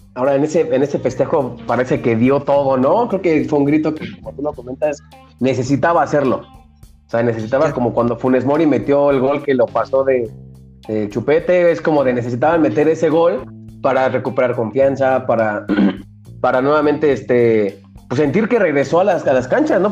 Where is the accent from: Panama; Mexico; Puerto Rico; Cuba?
Mexico; para nosotros como mexicanos